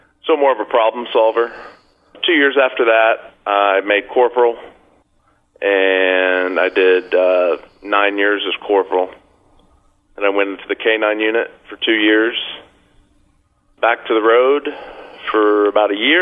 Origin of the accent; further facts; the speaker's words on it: Florida, United States; I'm from Florida